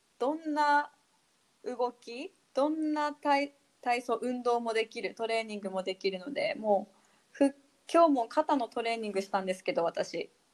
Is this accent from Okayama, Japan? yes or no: no; Abashiri, Hokkaido, Japan; moved away as an adult; also born or lived in Okinawa; now in Itoman, Japan; 出身はえっ、ー、と網走北海道網走市っていうところが地域が出身なんで